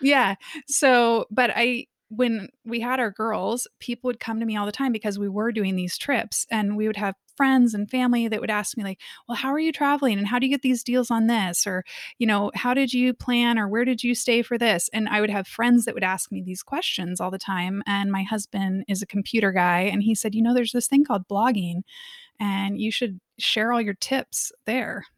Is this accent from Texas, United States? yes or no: no; Kansas City, Missouri, United States; moved away as an adult; I grew up in Kansas City in the Midwest